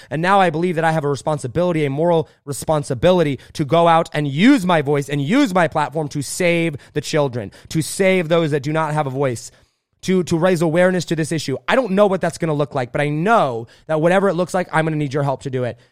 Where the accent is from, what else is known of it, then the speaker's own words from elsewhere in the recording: Indiana, United States; I grew up a farmer in Indiana at eleven years old. Uh, we moved out to Indiana, my family